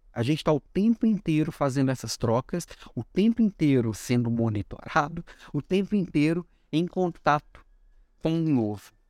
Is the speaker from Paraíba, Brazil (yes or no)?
no; Florianópolis, Santa Catarina, Brazil; now in Belo Horizonte, Brazil; Vim do sul para Belo Horizonte, vim de Florianópolis para Belo Horizonte, estamos de volta em breve, região sul, né?